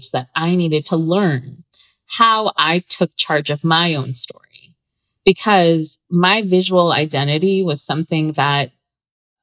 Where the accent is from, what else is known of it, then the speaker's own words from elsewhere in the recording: Southern California, United States; I grew up in Southern California my whole life.